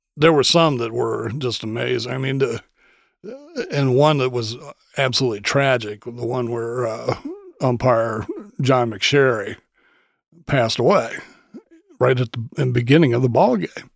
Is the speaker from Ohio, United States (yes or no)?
yes; Dayton, Ohio, United States; I was growing up in Dayton